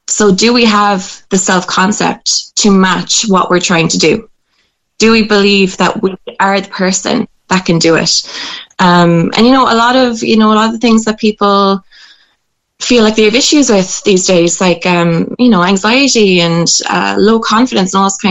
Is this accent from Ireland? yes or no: yes; Ireland; growing up in Irish culture